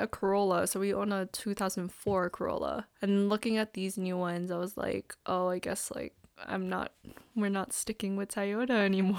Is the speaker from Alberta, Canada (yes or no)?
no; Toronto, Ontario, Canada; we're from Scarborough